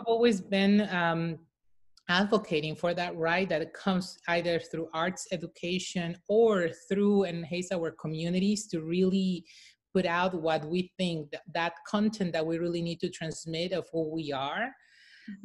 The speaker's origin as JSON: {"language": "English", "region": "Mexico City", "country": "Mexico", "said": "I'm from Mexico City. I'm a proud, as we call them, Chilanga"}